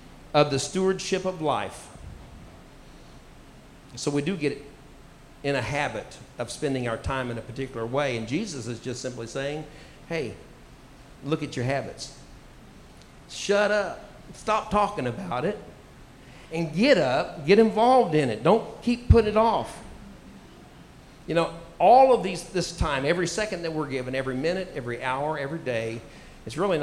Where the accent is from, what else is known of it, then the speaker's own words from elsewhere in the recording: United States; moved away; also born or lived in Tulsa, Oklahoma; I grew up on Lake Texoma